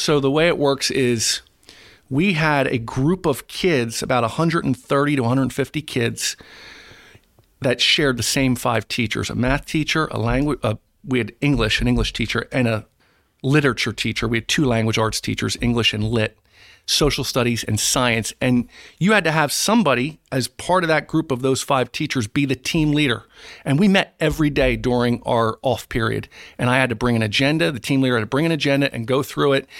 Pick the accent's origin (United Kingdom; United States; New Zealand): United States; East Greenwich, New Jersey; I was raised in East Greenwich